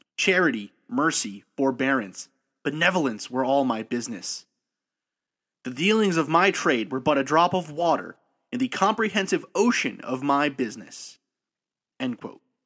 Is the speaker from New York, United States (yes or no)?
yes; New York City, New York, United States; I grew up in New York City, raised by a family of immigrants